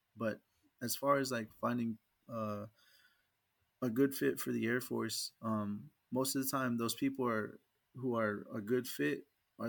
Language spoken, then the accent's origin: English; Oklahoma, United States; I ended up getting stationed in my home state